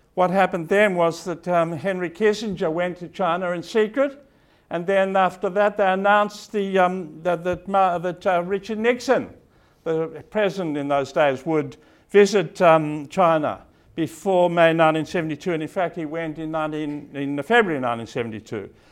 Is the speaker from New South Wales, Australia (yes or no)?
yes; Sydney, New South Wales, Australia; moved away; I was born and brought up in Sydney, and although I don't live here anymore